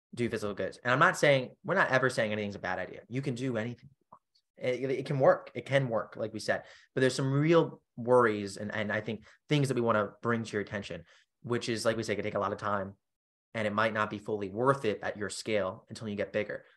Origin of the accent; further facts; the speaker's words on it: Charleston, South Carolina, United States; my hometown, for instance, Charleston, South Carolina.